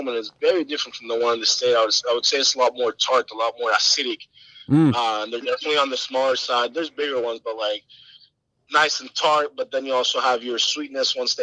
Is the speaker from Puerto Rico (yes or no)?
yes; Puerto Rico; from my hometown, Puerto Rico